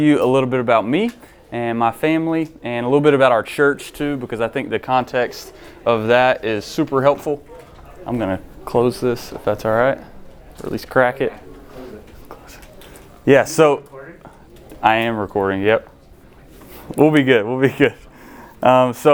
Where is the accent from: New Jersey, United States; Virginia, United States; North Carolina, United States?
North Carolina, United States; Shelby; moved away as an adult; also born or lived in Mars Hill, North Carolina; I'm originally from Shelby